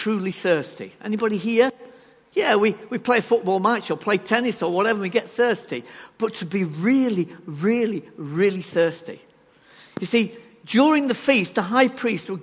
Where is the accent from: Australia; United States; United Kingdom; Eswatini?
United Kingdom; England; We are so reserved, aren't we, as English people